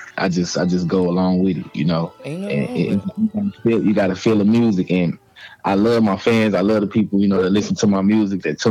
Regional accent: East St. Louis, Illinois, United States; accent: country; I'm from Cokie, Illinois, / East St. Louis

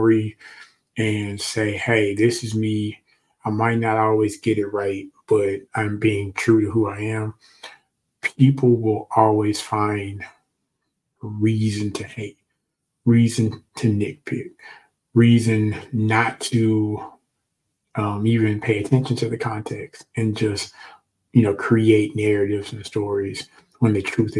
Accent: Memphis, Tennessee, United States; moved away as an adult; back home in Memphis

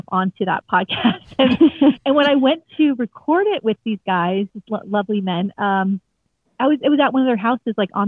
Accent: Fort Lauderdale, Florida, United States; I grew up down here in Fort Lauderdale.

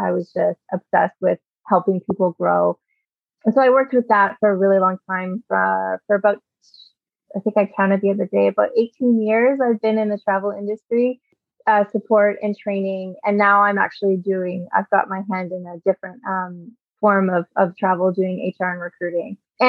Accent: Edmonton, Alberta, Canada; born there; But I was born in Edmonton, Alberta, to a military family. My dad was a military pilot when I was born. So we did a lot of moving.

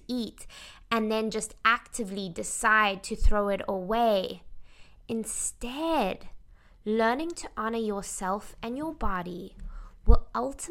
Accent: South Africa; I grew up in South Africa

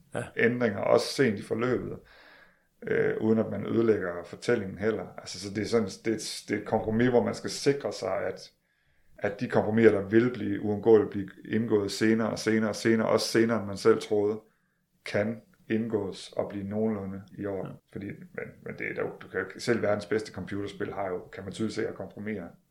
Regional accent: Denmark; vi er trods alt danskere

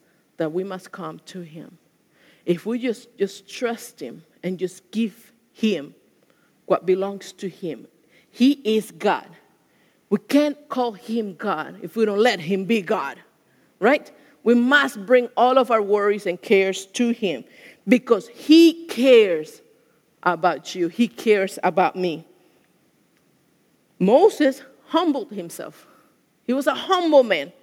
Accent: Venezuela; moved away; I went to a Catholic school. I'm from Venezuela

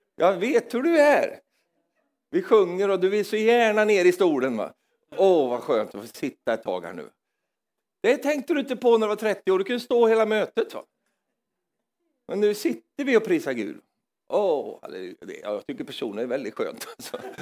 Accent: Norrland, Sweden; moved away; jag är från Norrland i Sverige

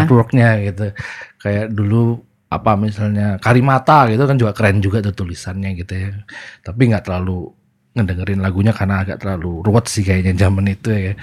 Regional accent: Surabaya, East Java, Indonesia; di Surabaya saya saya besar dan gede dari di Surabaya

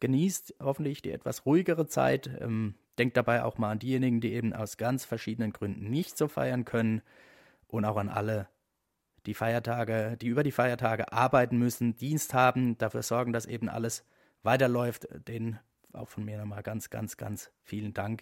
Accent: Eberbach, Baden-Württemberg, Germany; Eberbach in meiner Heimatstadt

